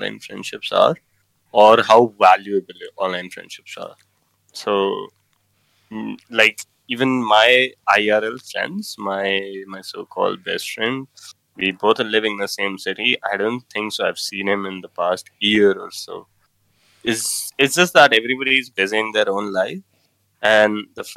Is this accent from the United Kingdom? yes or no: no; India; I'm from India